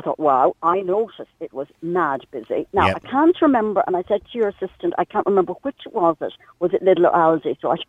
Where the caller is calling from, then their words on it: Clifden, west of Ireland, Ireland; I'm calling you from Clifton. In the west of Ireland